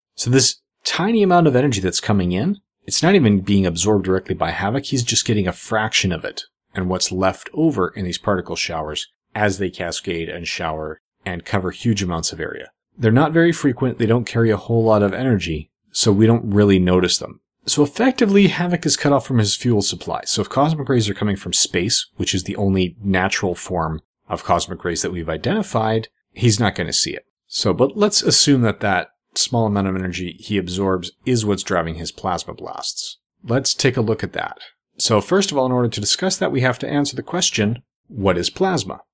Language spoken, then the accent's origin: English; Canada; I'm Canadian